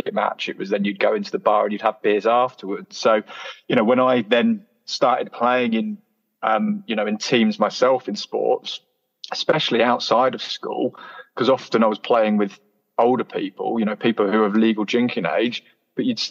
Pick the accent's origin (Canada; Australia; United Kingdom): United Kingdom; Canterbury, South East England; moved away as an adult; now in Leeds, United Kingdom; I'm originally from Canterbury in Kent, so closer to France than it is to London, actually. And it's a lovely place to grow up, Canterbury